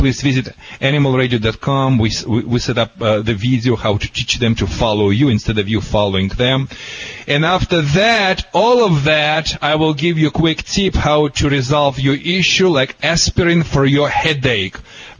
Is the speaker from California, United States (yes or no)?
yes; California, United States; accent: California